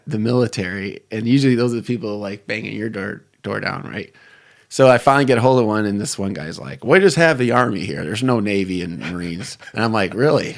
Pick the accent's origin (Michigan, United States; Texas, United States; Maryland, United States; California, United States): Michigan, United States; Detroit; I'm from the Detroit area. I grew up, um, around Lake Saint Clair